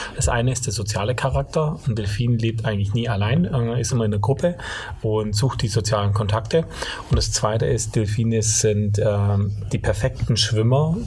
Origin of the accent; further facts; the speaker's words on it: Allgäu, Bavaria, Germany; accent: Swabian (not very strong); now in Stuttgart, Germany; ich bin geboren im Allgäu und aufgewachsen, ähm, schwäbischer Dialekt jetzt nicht ganz so stark, bin aber stolzer Stuttgarter